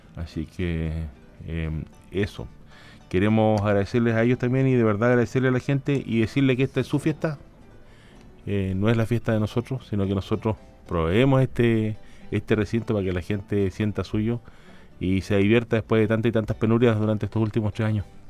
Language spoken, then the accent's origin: Spanish; Chile; como chileno, como chileno nosotros